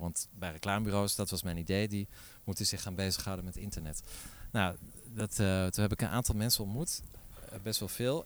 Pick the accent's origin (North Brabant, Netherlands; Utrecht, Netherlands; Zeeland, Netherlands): Zeeland, Netherlands; Middelburg; now in Paris, France; Ik kom uit Middelburg, dus dat is eigenlijk niet zo ver hier vandaan